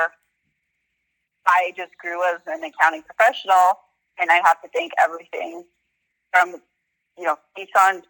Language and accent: English; Southern California, United States; I grew up in Southern California most of my life.